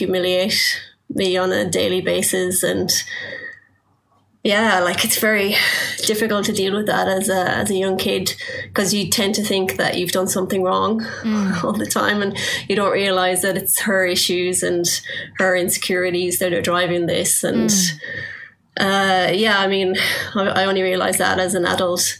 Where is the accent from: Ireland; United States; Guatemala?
Ireland; Belmullet, Connacht; moved away; I grew up in Ireland in a small town called Belmullet. It's on the west coast.